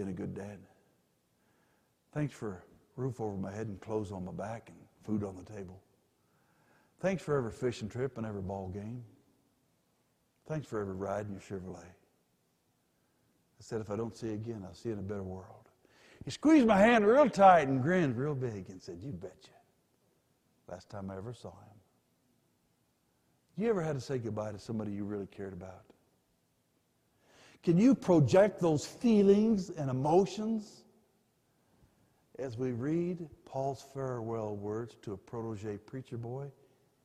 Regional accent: Pueblo, Colorado, United States; also born or lived in Denver; born in Denver but grew up in Pueblo, just about 45 miles south of here.

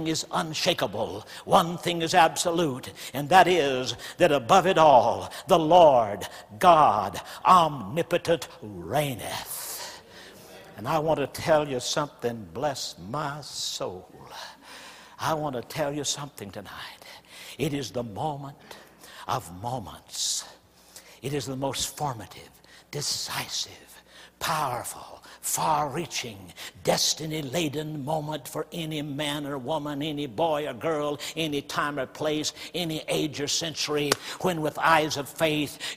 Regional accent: the South, United States; I grew up in the South where the black church is strong

